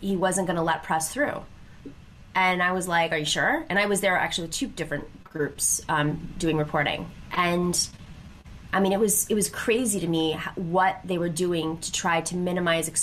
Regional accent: Western New York, United States; I grew up in Western New York

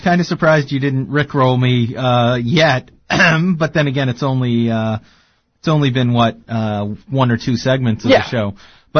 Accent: Massachusetts, United States; I'm from Massachusetts.

